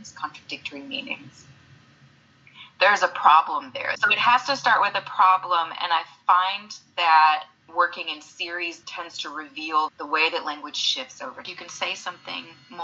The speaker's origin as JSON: {"language": "English", "region": "Alabama", "country": "United States", "tie": "born or raised there", "moved": "yes", "said": "I had enough of being on display growing up in the South and our family constantly being observed."}